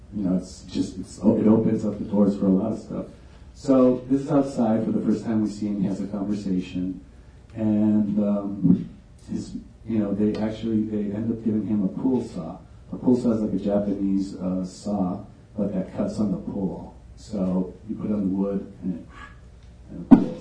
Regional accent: Tijuana, Baja California, Mexico; me growing up in Tijuana and Playas de Tijuana, which is the coastal area of Tijuana

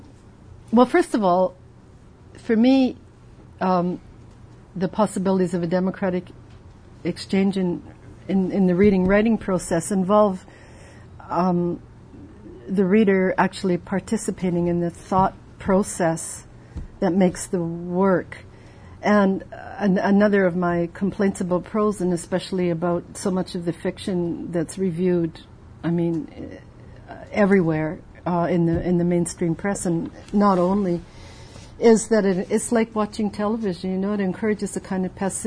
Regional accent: Canada; as a Canadian

